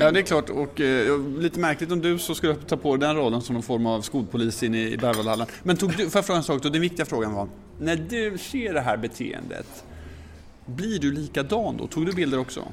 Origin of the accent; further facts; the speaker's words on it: Motala, Östergötland, Sweden; moved away; när jag växte upp i Motala